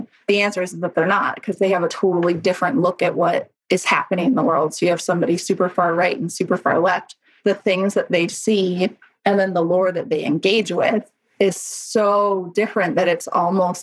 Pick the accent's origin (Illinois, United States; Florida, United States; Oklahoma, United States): Illinois, United States; North Central; also born or lived in England / South Louisiana; now in Southwest Nebraska, United States; I grew up in North Central Illinois